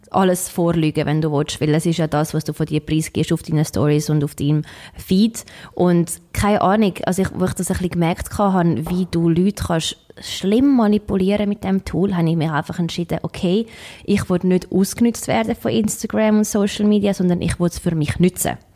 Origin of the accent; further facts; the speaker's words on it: Switzerland; moved away; seit sechs Jahren bin ich nicht mehr in der Schweiz